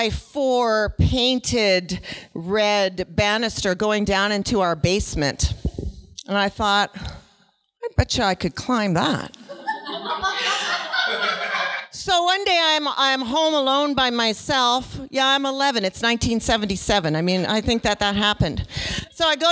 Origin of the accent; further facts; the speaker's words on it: Nova Scotia, Canada; I was born in Nova Scotia